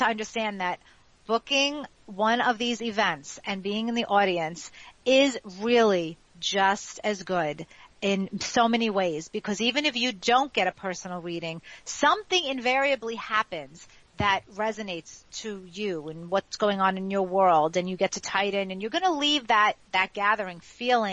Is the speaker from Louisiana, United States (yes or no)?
no; New York City, New York, United States; the block that I grew up in Ozone Park, Queens